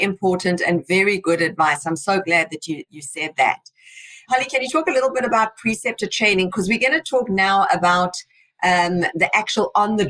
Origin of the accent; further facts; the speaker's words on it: South Africa; accent: South African; moved away as an adult; now in United States; who came from South Africa, on the 4th of July, Independence Day, I will be here 22 years. I've still proudly got my South African accent as well.